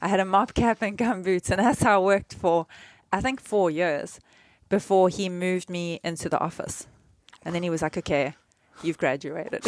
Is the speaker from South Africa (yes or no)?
yes; South Africa; when I was growing up in South Africa